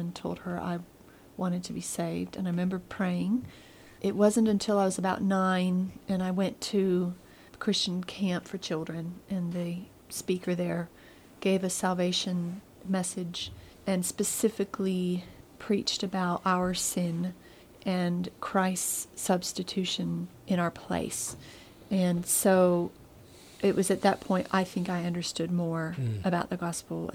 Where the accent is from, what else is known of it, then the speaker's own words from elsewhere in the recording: Greenville, South Carolina, United States; I was born in Greenville, South Carolina. My parents were faculty members at Bob Jones University. And so I was born in the campus hospital there. And I went to school there